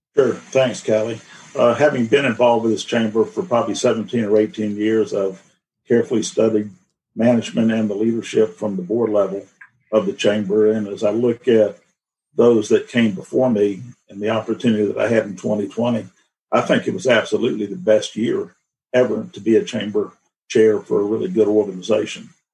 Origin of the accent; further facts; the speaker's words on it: Atlanta, Georgia, United States; also born or lived in Virginia; I was born in Virginia. I grew up in Atlanta.